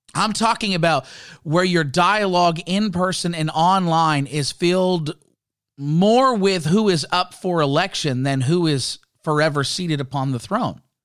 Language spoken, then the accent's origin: English; Canada; I'm, I'm Canadian. For those that didn't know, I, I love being a Canadian citizen. I love my country.